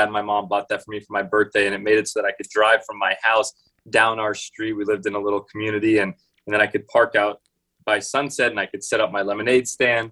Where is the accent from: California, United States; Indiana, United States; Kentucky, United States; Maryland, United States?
California, United States; Los Angeles; I grew up here in Los Angeles, California, born and raised here